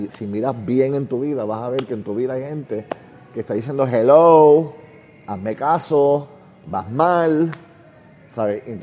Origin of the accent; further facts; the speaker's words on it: Puerto Rico; Recuerda, somos una familia gringa en Puerto Rico, en una época que los gringos no eran bienvenidos. Mi familia es judía, un país católico los judíos tampoco bienvenidos. Siendo un niño sin papá, en un país católico